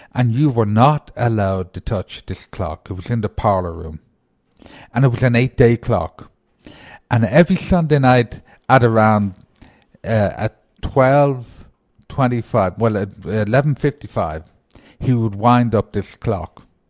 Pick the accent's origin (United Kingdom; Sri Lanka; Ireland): Ireland; moved away; being Irish